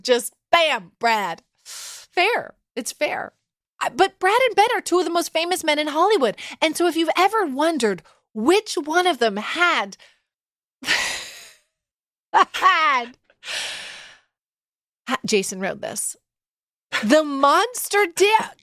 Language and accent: English; Canada; I speak as a Canadian